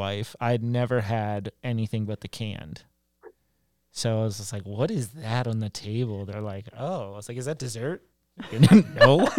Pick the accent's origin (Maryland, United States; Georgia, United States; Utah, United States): Maryland, United States; moved away; But I am from Maryland originally